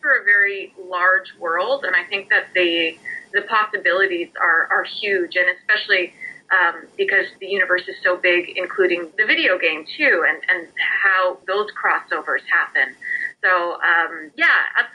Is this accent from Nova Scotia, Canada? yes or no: no; Saskatchewan, Canada; moved away; also born or lived in Toronto; I'm from Saskatchewan, I'm from the prairies, and I had moved out to Toronto